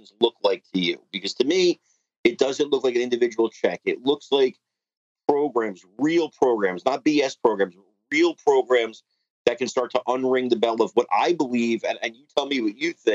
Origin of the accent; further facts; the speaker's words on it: Newark, New Jersey, United States; I'm from Newark